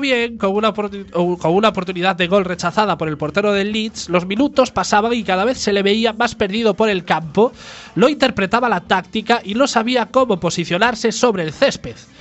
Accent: Galicia, Spain; en Galicia decimos prostituta y prostitución

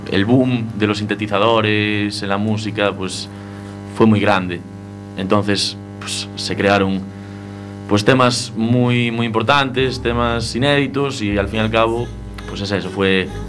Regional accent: Betanzos, Galicia, Spain; En Betanzos.

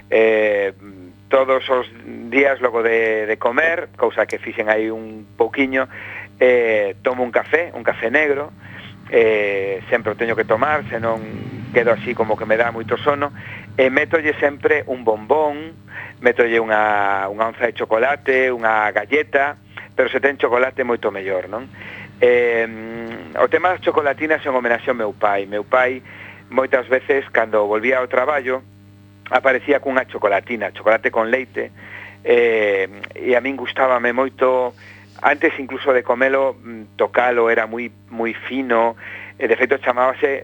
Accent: Vigo, Galicia, Spain; Bueno, eu son vigués, eh, son un vigués militante, adoro a miña cidade, eh, levo vivindo aquí 50 anos, que son os que teño, e espero vivir algo máis de 50 máis e seguir aquí.

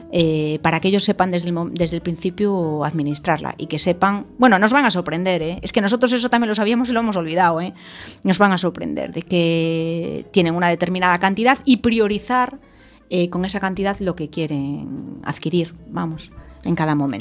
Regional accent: Ourense, Galicia, Spain; yo nací en Orense, en una familia emprendedora ya de por sí

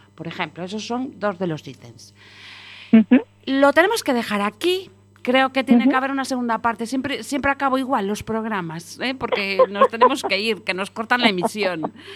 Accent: Galicia, Spain; como buena gallega

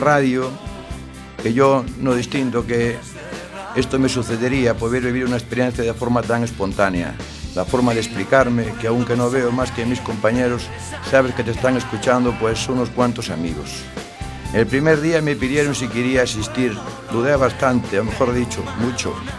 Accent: Barbanza, Galicia, Spain; de la zona de donde soy yo, de allí del Barbanza

